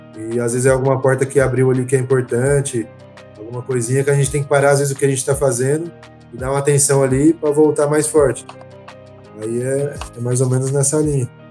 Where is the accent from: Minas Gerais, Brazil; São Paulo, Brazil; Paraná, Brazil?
São Paulo, Brazil; São José dos Campos; Eu sou de São José também